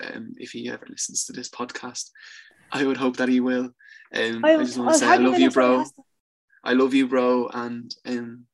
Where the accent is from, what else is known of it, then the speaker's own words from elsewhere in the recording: Dublin, Leinster, Ireland; I'm from Tala. I'm from Tala.